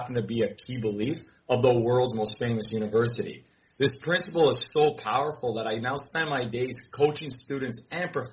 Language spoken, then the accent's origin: English; Canada; I'm Canadian. I'm Canadian